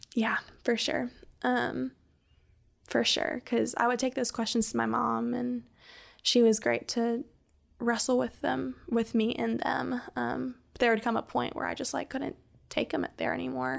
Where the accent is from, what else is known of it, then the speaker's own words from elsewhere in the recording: the Carolinas, United States; moved away as an adult; now in Birmingham, United States; I'm originally from the Carolinas and moved to Birmingham, um, I guess like five or six years ago